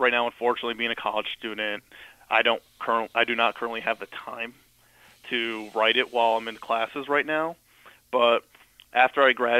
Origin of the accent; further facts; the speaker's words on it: St. Petersburg, Florida, United States; now in Utica, United States; I'm originally from St. Petersburg, Florida. My father's family, they live all in the Mohawk Valley in upstate New York.